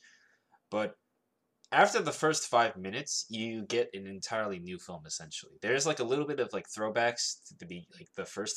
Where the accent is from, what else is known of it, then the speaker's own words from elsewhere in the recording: the South, United States; I'm from the South